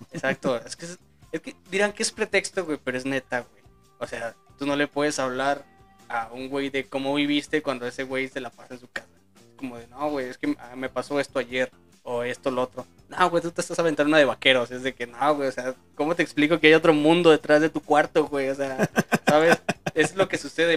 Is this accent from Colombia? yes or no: no; León, Guanajuato, Mexico; ahí, o sea, en mi tierra